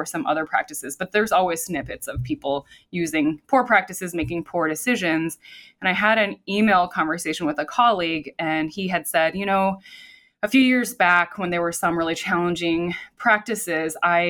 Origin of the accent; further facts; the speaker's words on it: Midwest, United States; So I grew up in the Midwest, but my experience had been from elsewhere.